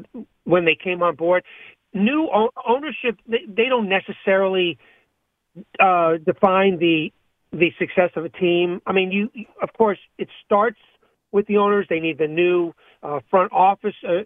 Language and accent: English; Montgomery County, Maryland, United States; I grew up in the Washington, D.C. area, Montgomery County, Maryland